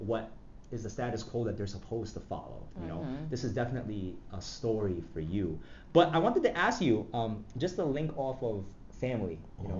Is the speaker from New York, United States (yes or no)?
yes; New York City, New York, United States; I grew up in Flushing, Queens